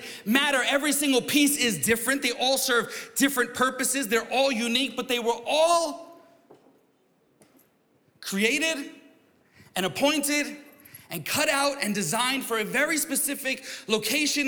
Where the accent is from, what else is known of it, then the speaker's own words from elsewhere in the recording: New York, United States; I'm from New York